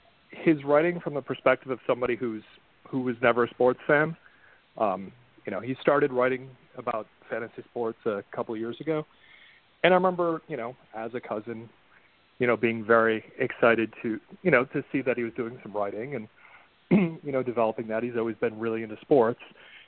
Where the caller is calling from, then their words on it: Connecticut, United States; I'm calling from Connecticut.